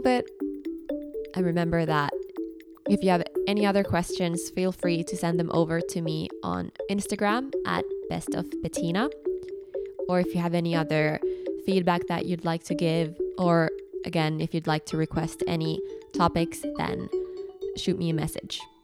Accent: Finland; English is a second language; moved away as an adult; also born or lived in Edinburgh, United Kingdom; when I moved away from Finland

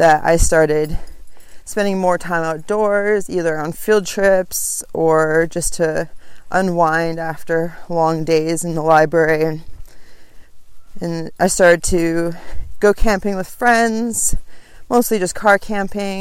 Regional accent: Vancouver Island, British Columbia, Canada; I was born in the north of British Columbia, and at a very young age, my parents moved us to Vancouver Island.

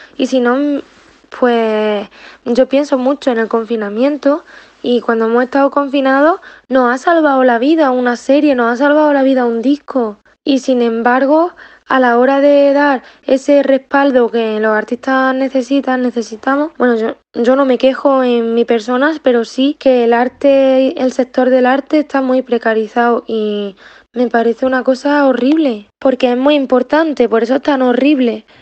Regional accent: Pozoblanco, Andalusia, Spain; moved away as an adult; also born or lived in Barcelona; now in Madrid, Spain; yo soy de un pueblo, yo soy de Pozo Blanco

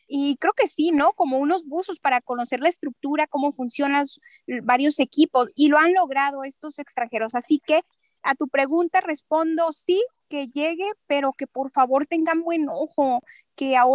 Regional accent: Mexico; Ni siquiera la filosofía, somos mexicanos, es un equipo eh, de tradición más popular

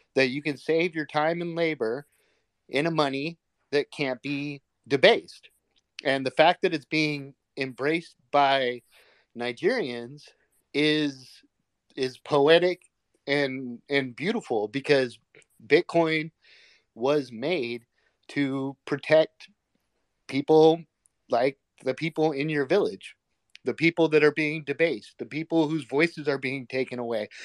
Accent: United States; as an American

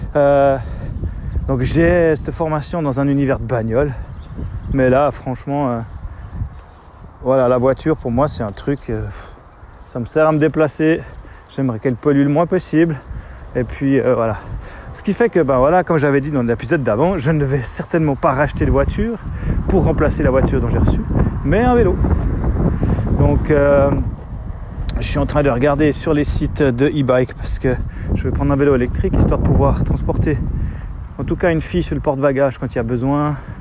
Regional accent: Switzerland; chez nous en Suisse

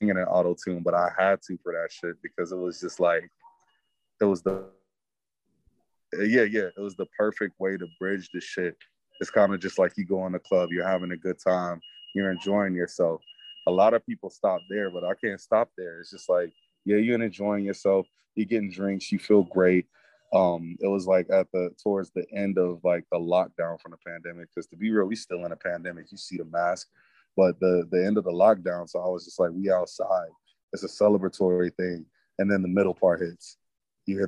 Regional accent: Milwaukee, Wisconsin, United States; a Midwesterner by heart, by way of Milwaukee, Wisconsin, it's like I grew up where my mom, she'd have parties in the living room

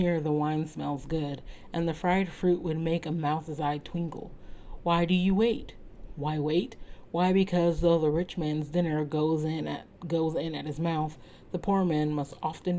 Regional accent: United States; As an American

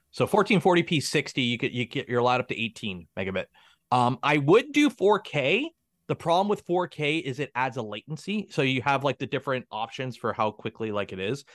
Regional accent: Canada; I'm a Canadian

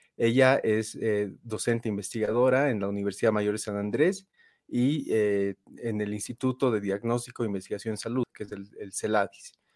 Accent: Bolivia; nosotros todos somos bolivianos

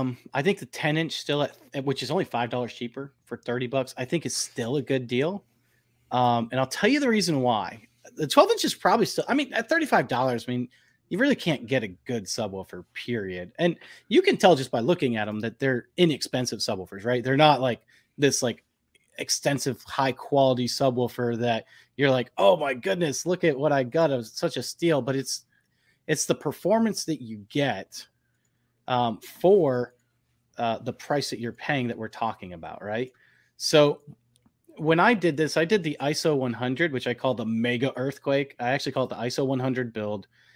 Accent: the North, United States; now in US South; So, you know, I'm not from the South originally. I'm from the North, but I got a nice little mix now going on. I don't have the Southern accent yet either.

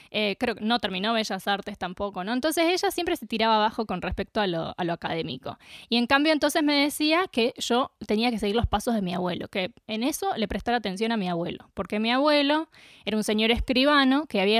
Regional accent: Córdoba, Argentina; vivíamos en un lugar de Córdoba y nos mudamos a Capilla del Monte.

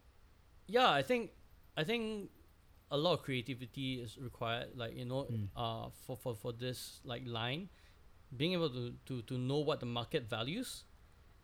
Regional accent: Singapore; I know my value as a Singaporean in a kitchen

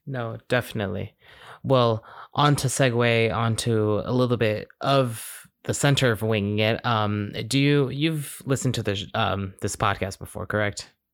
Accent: Glen Allen, Virginia, United States; also born or lived in Suffolk, Virginia; I've lived in this, like, area, Glen Allen, for my entire life

